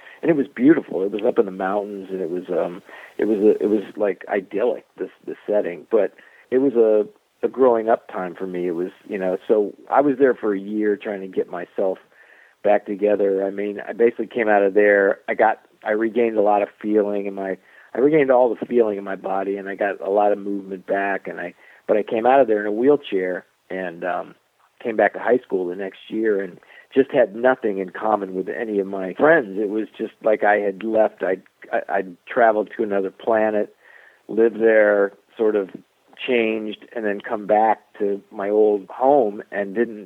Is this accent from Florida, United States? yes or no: yes; South Florida, United States; I grew up in South Florida